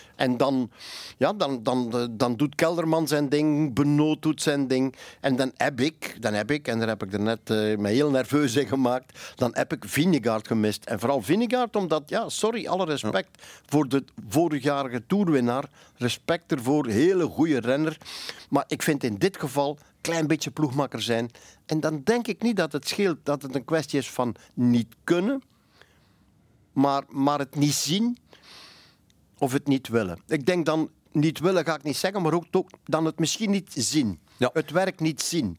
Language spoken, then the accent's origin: Dutch; Flanders, Belgium; ik ben Vlaming